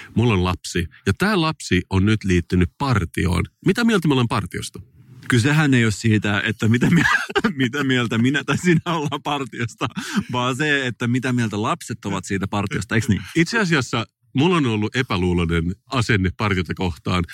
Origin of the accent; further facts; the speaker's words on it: Finland; mä oon suomenruotsalainen